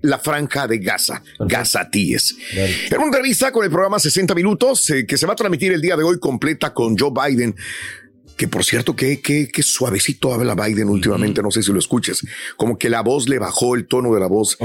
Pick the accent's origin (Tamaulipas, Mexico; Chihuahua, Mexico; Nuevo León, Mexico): Tamaulipas, Mexico; Matamoros; now in United States; cuando yo estaba en Matamoros, Tamaulipas, mi tierra